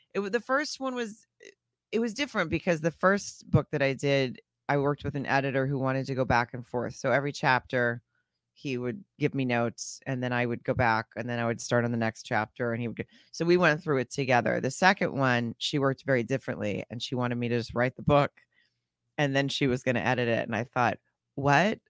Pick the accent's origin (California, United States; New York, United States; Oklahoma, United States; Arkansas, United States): Arkansas, United States; moved away as an adult; also born or lived in Germany / Florida / Texas / Washington, D.C.; now in Los Angeles, United States; I was in Arkansas from then on until twenty-one, and then moved out to Los Angeles